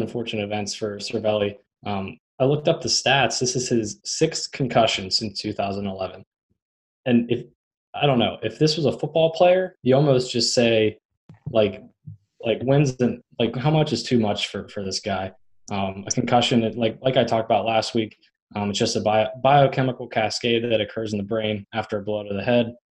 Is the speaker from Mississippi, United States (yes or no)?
no; Hollidaysburg, Pennsylvania, United States; I'm from Altoona, Hollidaysburg technically